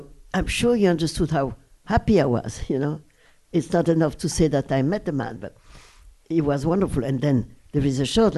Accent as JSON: {"language": "English", "town": "Brussels", "region": "Brussels-Capital Region", "country": "Belgium", "tie": "born or raised there", "second_language": "English", "moved": "yes", "said": "the house where I was raised in Brussels"}